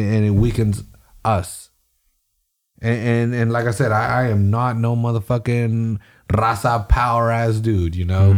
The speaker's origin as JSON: {"language": "English", "town": "Salinas", "region": "California", "country": "United States", "said": "I'm from Salinas and I was in my neighborhood"}